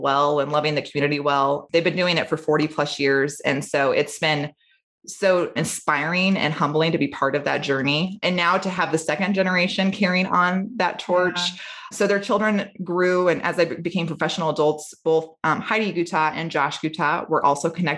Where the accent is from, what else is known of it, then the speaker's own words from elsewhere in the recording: Treynor, Iowa, United States; I grew up in Trainer.